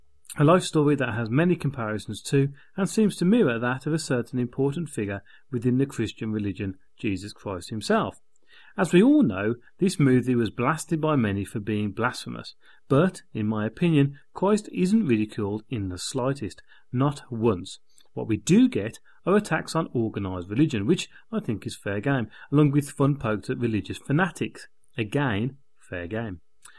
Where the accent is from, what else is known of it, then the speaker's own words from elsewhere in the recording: France; English is a second language; moved away as an adult; now in United Kingdom; Now, you have to remember that I am French. I grew up in France and only moved to the UK, in my 20s.